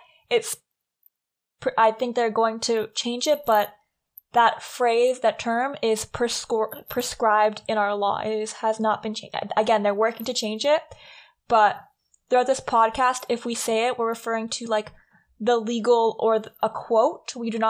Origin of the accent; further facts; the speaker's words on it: Canada; We are Canadian